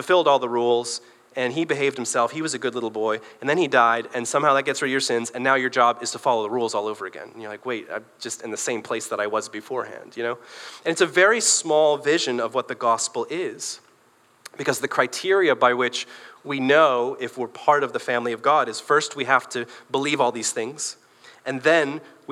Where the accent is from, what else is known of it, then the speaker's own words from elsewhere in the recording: Michigan, United States; also born or lived in Northern Ireland / Belfast; We moved to this country when I was 5, and we moved from Northern Ireland, so we spoke English. We moved to a small town in Michigan